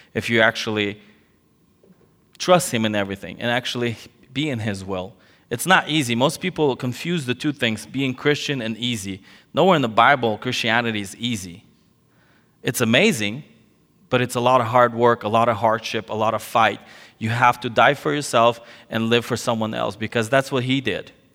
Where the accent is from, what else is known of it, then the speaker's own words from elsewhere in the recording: California, United States; moved away as an adult; also born or lived in Soviet Union; now in Ukraine; my parents fled the Soviet Union, uh, before it collapsed to California, and so I grew up in California.